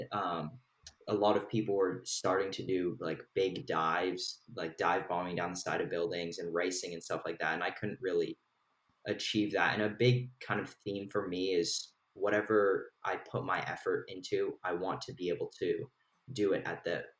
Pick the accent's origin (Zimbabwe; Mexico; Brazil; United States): United States; Bay Area, California; also born or lived in London; I am from the Bay Area